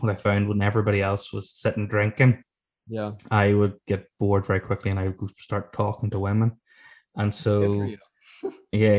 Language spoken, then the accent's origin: English; Ireland